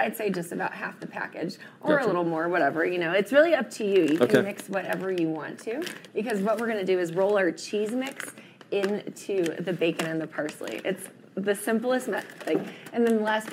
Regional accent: the South, United States; moved away; I grew up in the South

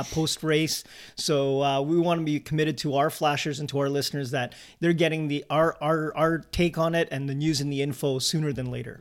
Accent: Canada; we're a Canadian-based podcast helping to grow the sport in our home and native land

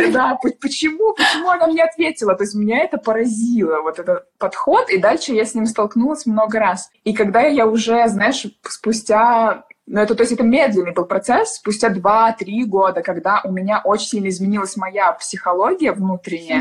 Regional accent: Moscow, Russia; moved away as an adult; now in London, United Kingdom; я из Москвы

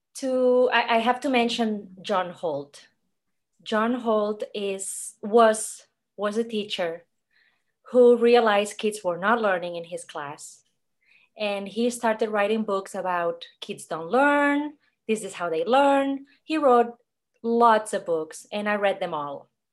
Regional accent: Catalonia, Spain; English is a second language; moved away as an adult; now in Atlanta, United States; I'm from Spain. I came to America when I was twenty-two to have an adventure.

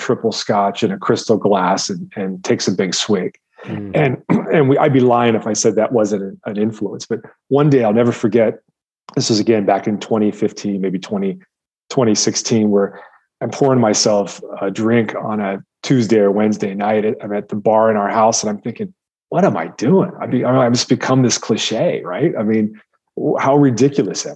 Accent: Midwest, United States; I grew up in the Midwest where protein was synonymous with animal protein

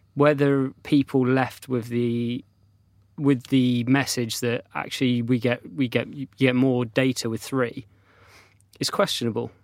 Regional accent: North Devon, South West England, United Kingdom; when I was a child, I grew up in North Devon on the south coast.

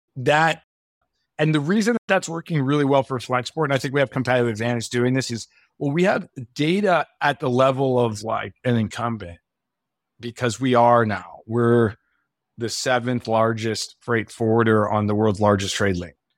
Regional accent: United States; I'm American

